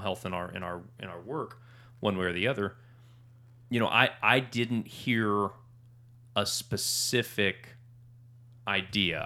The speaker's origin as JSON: {"language": "English", "town": "Norman", "region": "Oklahoma", "country": "United States", "tie": "born or raised there", "said": "I grew up in Norman"}